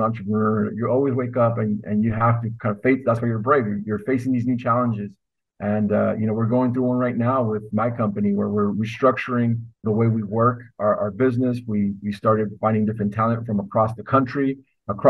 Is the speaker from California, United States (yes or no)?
yes; Los Angeles, California, United States; also born or lived in Northern Mexico; So I went to school locally, and I'm from Los Angeles at UCLA